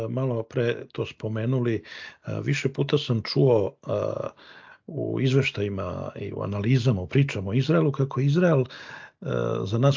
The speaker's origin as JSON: {"language": "Croatian", "country": "Serbia", "moved": "yes", "said": "mi iz Srbije smo prošli kroz to, ja sam bar otišao iz zemlje kad je počeo rat u bivšoj Jugoslaviji."}